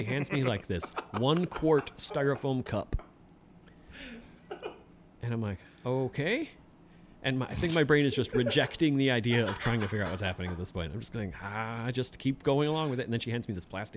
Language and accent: English; Kenosha, Wisconsin, United States; also born or lived in south central Minnesota; I grew up in Kenosha